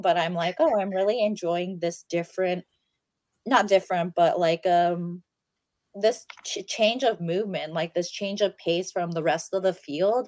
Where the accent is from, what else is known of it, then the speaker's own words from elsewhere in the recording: United States; as an American